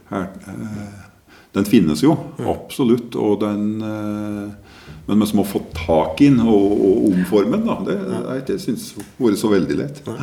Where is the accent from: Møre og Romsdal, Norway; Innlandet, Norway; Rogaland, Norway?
Innlandet, Norway; Gudbrandsdalen; i hjembygda mi, eh, midt, midten i Gudbrandsdalen